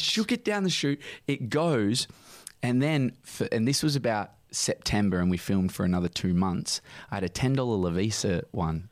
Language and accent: English; Midland, Western Australia, Australia; also born or lived in Sydney; I'm from Midland